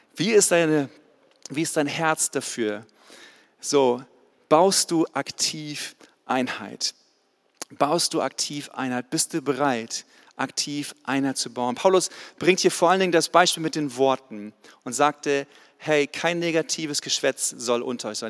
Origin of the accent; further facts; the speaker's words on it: the North Sea coast, Northern Germany, Germany; moved away as an adult; now in Ludwigsburg, Germany; Ich komme eigentlich aus dem Norden, von der Nordseeküste, bin runtergezogen in den Süden vor 14 Jahren tatsächlich